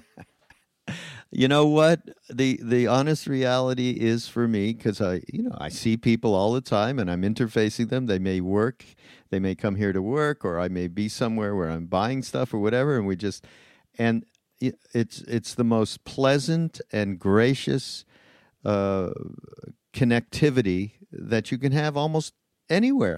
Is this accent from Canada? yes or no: yes; Canada; now in United States; I'm from Canada